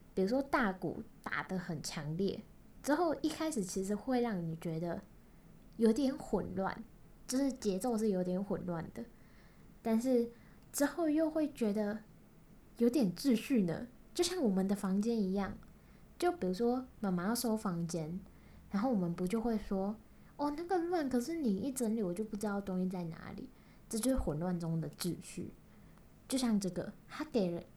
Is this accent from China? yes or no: no; Kaohsiung, Taiwan; accent: Kaohsiung accent; 我是高雄人，那我讲话一定就有一个高雄腔